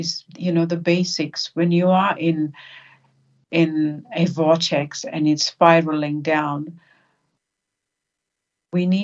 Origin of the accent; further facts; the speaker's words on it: South Africa; also born or lived in New Zealand / Australia; now in Sydney, Australia; growing up in South Africa under the apartheid regime and then moving to New Zealand and Australia